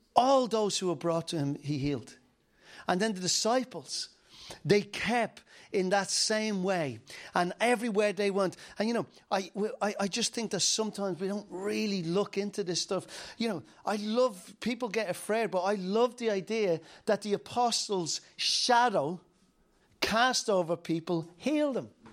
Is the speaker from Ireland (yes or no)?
yes; Dublin, Leinster, Ireland; I'm from Dublin